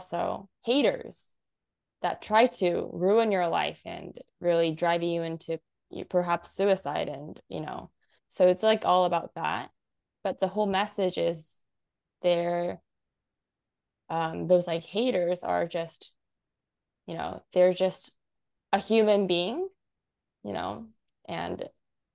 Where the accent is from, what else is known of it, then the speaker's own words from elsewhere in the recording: United States; now in Japan; growing up in the States